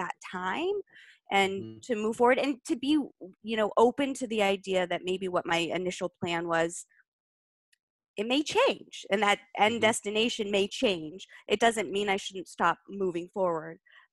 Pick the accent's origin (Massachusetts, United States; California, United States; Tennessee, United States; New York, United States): Massachusetts, United States; Boston; as a Bostonian